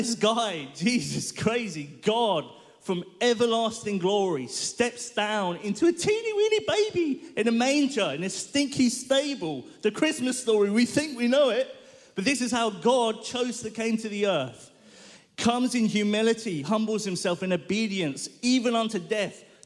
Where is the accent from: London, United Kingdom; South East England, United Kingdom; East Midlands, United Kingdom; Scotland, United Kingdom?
London, United Kingdom; I grew up in North London, lovely little neighborhood that is